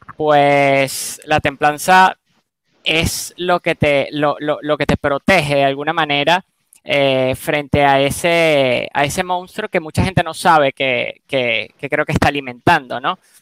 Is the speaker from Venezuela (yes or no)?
yes; Venezuela; yo nací obviamente en Venezuela